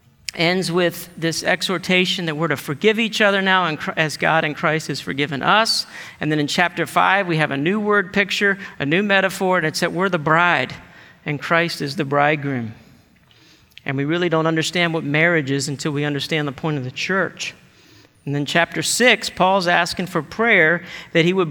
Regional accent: United States; we're American and individualistic culture

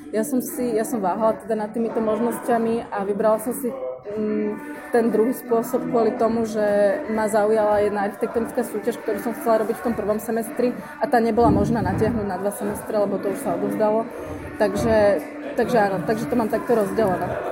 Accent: Bratislava, Bratislava Region, Slovakia; Som z Bratislavy

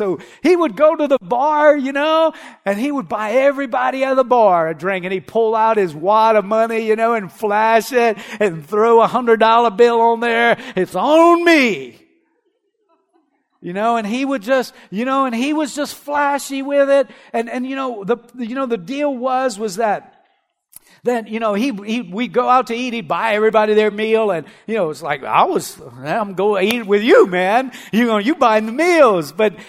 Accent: Erath, Louisiana, United States; I remember whenever I was growing up, I had two friends that worked, you know, I'm from Erath, not next door to Delcom, and there's, you know, the shrimping industry there.

